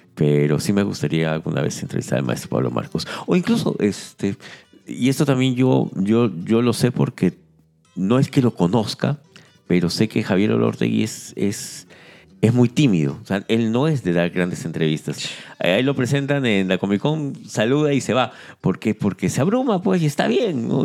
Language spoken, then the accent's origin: Spanish; Peru